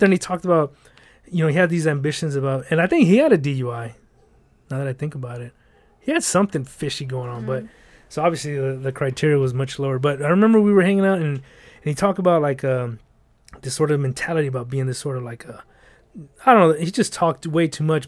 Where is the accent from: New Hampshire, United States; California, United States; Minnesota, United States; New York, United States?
California, United States; Los Angeles; I'm from the South Central